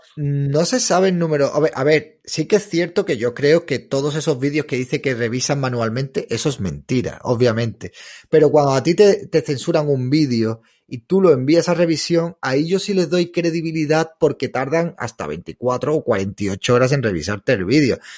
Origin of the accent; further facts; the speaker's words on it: Málaga, Andalusia, Spain; Yo de Málaga.